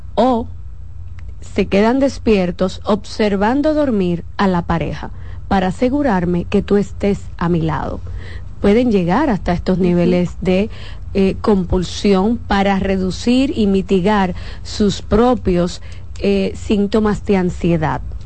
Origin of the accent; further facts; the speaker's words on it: Santo Domingo, Distrito Nacional, Dominican Republic; Yo crecí en un barrio. Yo crecí en Villa Agrícola entre eh, eh, José Martí primero, Villa María y después Villa Agrícola